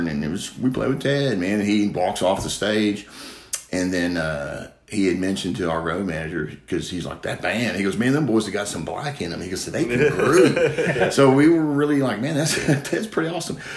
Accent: Corbin, Kentucky, United States; also born or lived in Barbourville, Kentucky / Lexington, Kentucky; I'm from Corbin, Kentucky, down in Barberville, Kentucky, really. My parents are from there, Heidrick, so I went to Knox Central and Corbin High School.

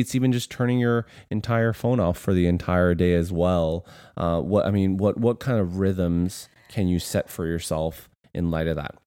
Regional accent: Canada; moved away as an adult; now in United States; we are Canadian

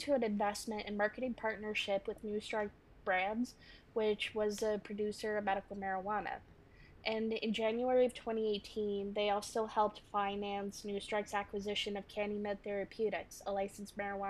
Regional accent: Kingston, Ontario, Canada; born or raised there; also born or lived in Georgia

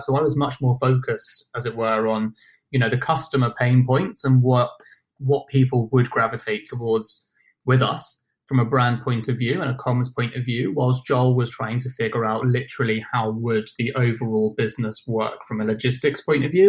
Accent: London, United Kingdom; accent: British; also born or lived in Buenos Aires, Argentina / Nottingham; I grew up in London

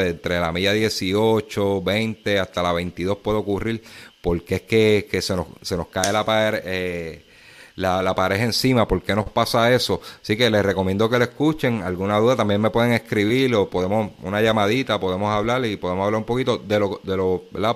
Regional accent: Puerto Rico; Aquí en Puerto Rico

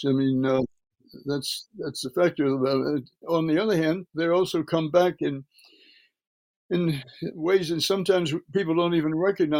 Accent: Birmingham, Alabama, United States; from early childhood, I was raised in Birmingham, Alabama.

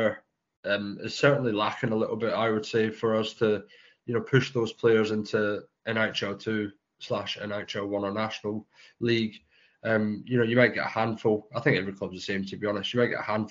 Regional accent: Scotland, United Kingdom; accent: Scottish; moved away as an adult; also born or lived in Edinburgh / Glasgow / Fife / Chelmsford; I was born in Scotland.

